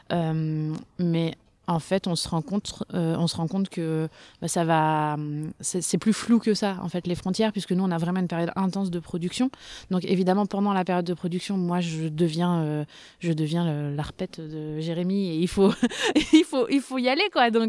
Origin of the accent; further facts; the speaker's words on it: Normandy, France; now in Bordeaux, France; Eh ben, euh, déjà à la base on est normand, je pense que c'est une, précision qui est importante. Euh, donc on est normand, on a toujours vécu nous dans le cidre euh, dans notre enfance et on est arrivé à Bordeaux il y a une dizaine d'années